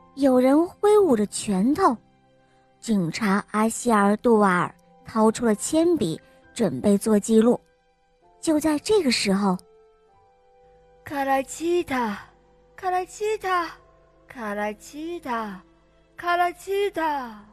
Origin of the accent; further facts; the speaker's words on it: Chengdu, Sichuan, China; 我来自熊猫的故乡成都